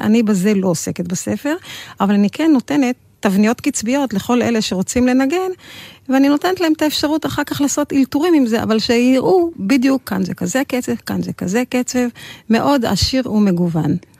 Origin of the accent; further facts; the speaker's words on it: Israel; אנחנו ישראלים כולנו